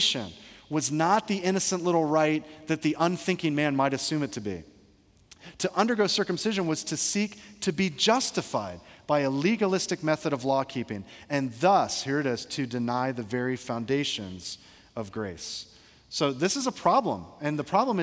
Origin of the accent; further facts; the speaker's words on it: Georgia, United States; I grew up in Georgia